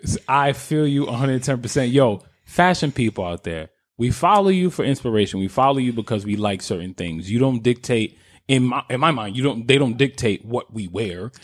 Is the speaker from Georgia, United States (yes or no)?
no; New York, United States; now in Philadelphia, United States